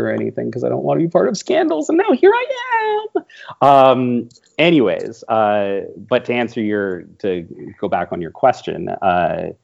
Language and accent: English; Canada; I am Canadian